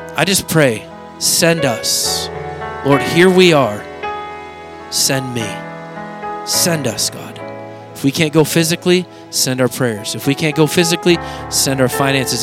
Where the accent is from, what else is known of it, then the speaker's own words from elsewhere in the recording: Oregon, United States; I grew up in Oregon where there's cultures everywhere.